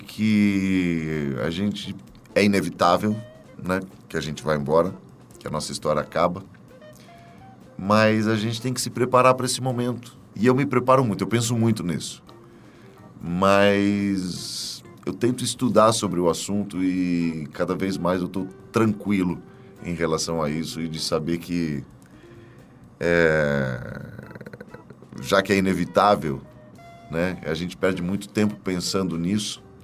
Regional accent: São Paulo, Brazil; also born or lived in Juquitiba; Eu nasci em São Paulo, morei mu em muitos lugares aqui

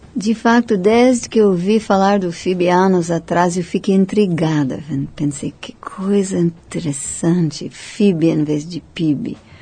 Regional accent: United States; Portuguese is a second language; moved away as an adult; also born or lived in India; now in Brazil; como americano

